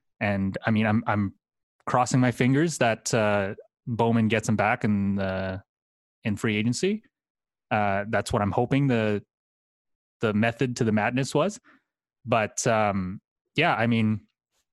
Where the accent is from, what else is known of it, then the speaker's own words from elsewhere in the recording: Calgary, Alberta, Canada; now in Edmonton, Canada; I'm originally from Calgary, Alberta, Canada. And, so right now I live in Edmonton